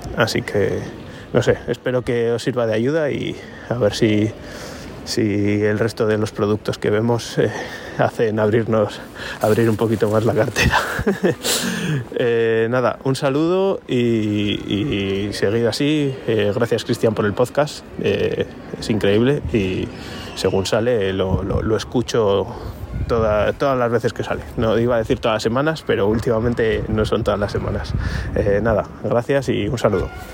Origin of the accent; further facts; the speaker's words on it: Logroño, La Rioja, Spain; soy de Logroño